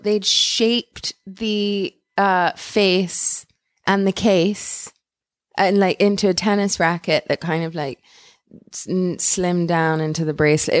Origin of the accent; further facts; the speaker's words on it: London, United Kingdom; moved away; also born or lived in Wimbledon; I grew up in London and I spent age 13 plus in Wimbledon. I grew up in Wimbledon.